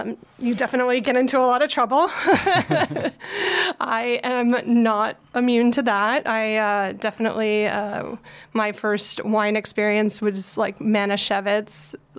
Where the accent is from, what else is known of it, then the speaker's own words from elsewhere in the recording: New York City, New York, United States; Yeah, New York is a wild place. You definitely grow up fast wherever, whatever part of town you're in, no question.